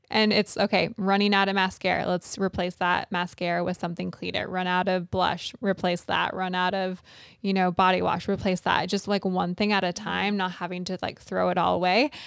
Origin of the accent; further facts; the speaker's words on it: California, United States; moved away; I grew up out in California